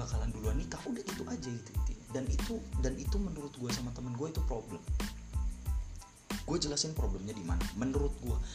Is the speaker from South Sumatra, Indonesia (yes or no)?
no; Cirebon, West Java, Indonesia; di 2019 itu gue masuk lagi di univ lokal univ lokal di di di kota gue di Cirebon